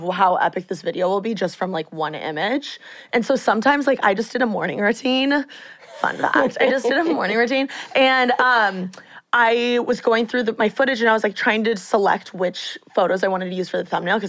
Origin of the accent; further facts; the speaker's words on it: Bloomington, Indiana, United States; now in Los Angeles, United States; I'm from Bloomington